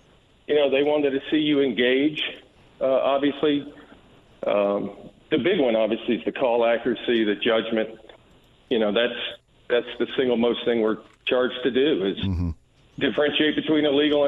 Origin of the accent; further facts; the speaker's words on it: New Jersey, United States; born there; also born or lived in Georgia; now in Indianapolis, United States; Lived in Georgia, born in New Jersey.